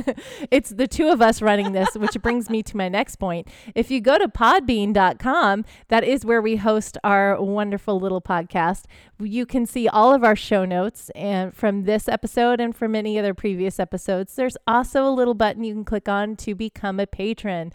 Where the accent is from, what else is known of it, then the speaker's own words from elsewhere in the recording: Texas, United States; I grew up in Texas